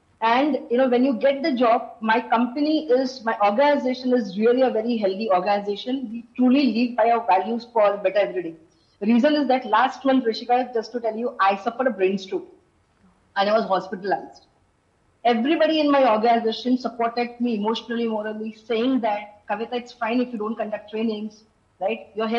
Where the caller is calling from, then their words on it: Mumbai, Maharashtra, India; Firstly, I'm joining from Mumbai, not from Bangalore.